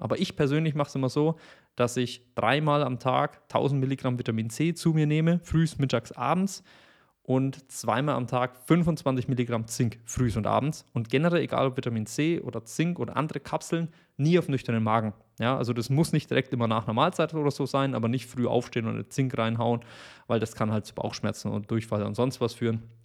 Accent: Bavaria, Germany; ich komme aus Bayern

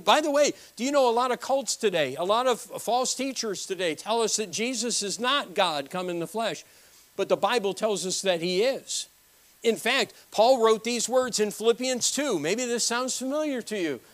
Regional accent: New Britain, Connecticut, United States; moved away; I was born in New Britain, Connecticut.

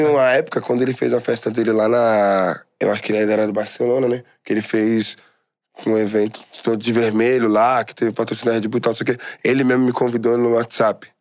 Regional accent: São Paulo, Brazil; eu sou de Guaianazes

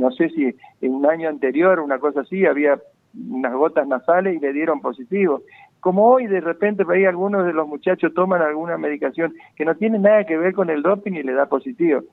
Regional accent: Goya, Corrientes, Argentina; moved away; amigos allá de Goya, por de mi pueblo

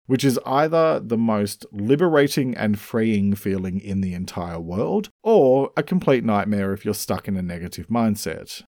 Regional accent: Australia; I'm an Australian writer

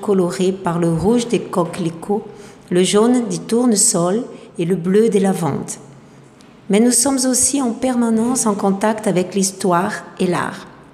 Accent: Marseille, Provence-Alpes-Côte d'Azur, France; moved away as an adult; also born or lived in Luberon; now in Goiânia, Brazil; Je suis née en Provence, dans le midi de la France, à Marseille plus exactement, où j'ai grandi

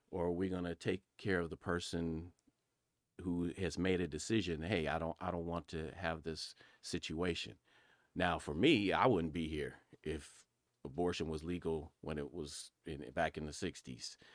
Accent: Pasadena, California, United States; I'm from Pasadena, California.

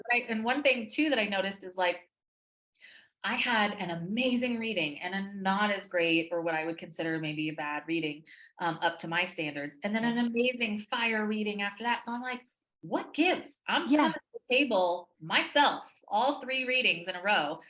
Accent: Texas, United States; I'm from Texas.

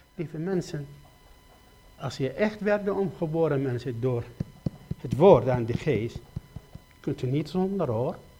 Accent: Iraq; Dutch is a second language; moved away as an adult; now in Netherlands; ik kom uit Irak

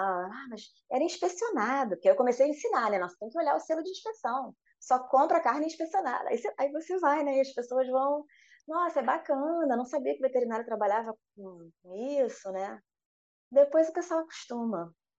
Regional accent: Rio de Janeiro, Brazil; accent: carioca; moved away as an adult; now in Espírito Santo, Brazil; pelo sotaque dá para ver, né? Eu sou carioca

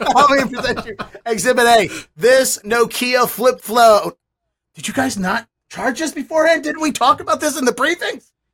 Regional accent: Baltimore, Maryland, United States; I'm from Baltimore

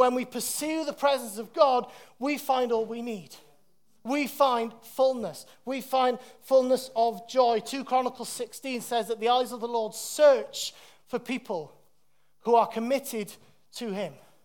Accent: Wales, United Kingdom; moved away; when I was living in Wales, growing up in Wales

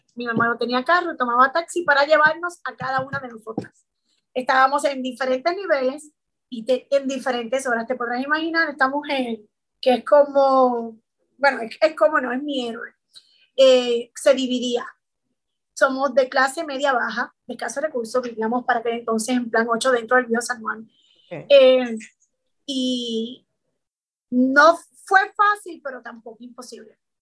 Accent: San Juan, Puerto Rico; soy nacida y criada en San Juanca, es San Justo, 53

